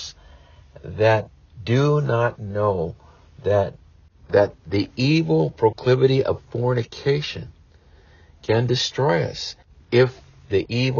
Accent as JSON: {"language": "English", "country": "United States", "said": "we as American parents"}